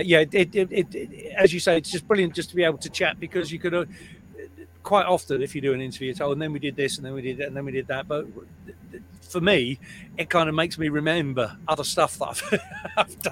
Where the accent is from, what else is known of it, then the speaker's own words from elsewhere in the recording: Liverpool, North West England, United Kingdom; I was born and raised in Liverpool